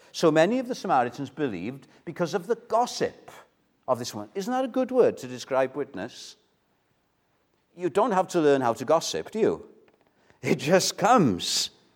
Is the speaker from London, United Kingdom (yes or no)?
no; Wales, United Kingdom; I'm Welsh